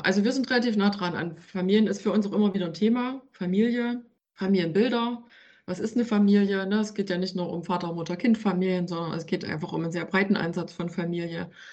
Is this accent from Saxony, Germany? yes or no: yes; Ore Mountains, Saxony, Germany; now in Leipzig, Germany; ich stamme tatsächlich aus dem Erzgebirge und bin dann einige Male umgezogen